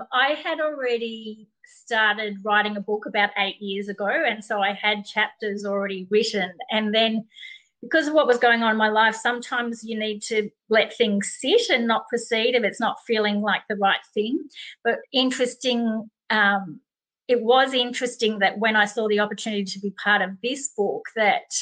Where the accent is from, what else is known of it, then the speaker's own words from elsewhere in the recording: Melbourne, Victoria, Australia; moved away as an adult; also born or lived in United States / United Kingdom / Europe; I am from Melbourne, Australia, but I have lived in other places around the world, including the US and the UK and Europe